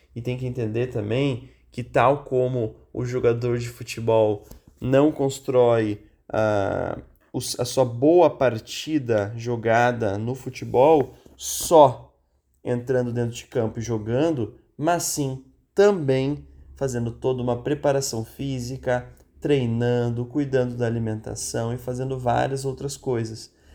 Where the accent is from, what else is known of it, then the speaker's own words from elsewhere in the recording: Rio Grande do Sul, Brazil; Eu sou gaúcho